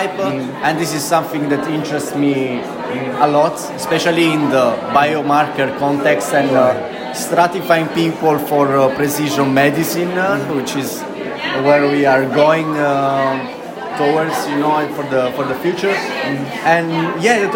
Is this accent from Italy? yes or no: yes; Italy; now in Leuven, Belgium; I'm from Italy, but I work in KU Leuven in Belgium